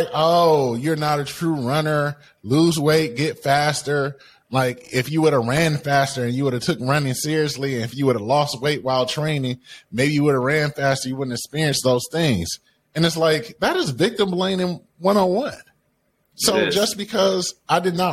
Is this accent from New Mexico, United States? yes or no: no; Detroit, Michigan, United States; I grew up in Detroit, Michigan, right? On the east side of Detroit, one of the roughest parts of the cities.